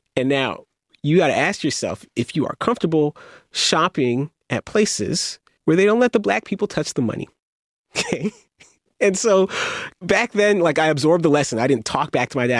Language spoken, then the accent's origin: English; Mississauga, Ontario, Canada; also born or lived in Evanston, Illinois; where I grew up, Mississauga, right next to Toronto